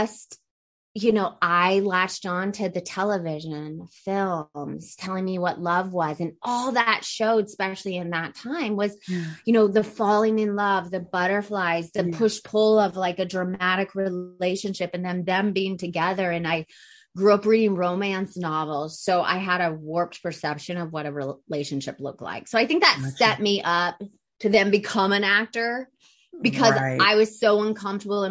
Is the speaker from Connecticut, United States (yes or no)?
no; Atlanta, Georgia, United States; I grew up in Atlanta, Georgia, in a family of, you know, they're from New York, but they moved to Atlanta.